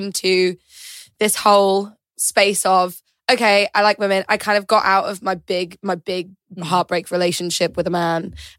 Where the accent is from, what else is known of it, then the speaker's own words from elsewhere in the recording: York, Yorkshire and the Humber, United Kingdom; I'm from York, so that's a very kind of small Yorkshire place where there aren't any queer spaces, or there weren't when I was kind of growing up.